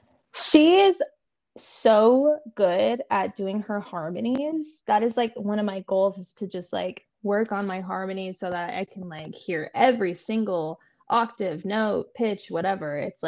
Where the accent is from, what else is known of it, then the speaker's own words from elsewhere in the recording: New York, United States; Cheesy pizza, and it might be because I'm from New York, but I don't know.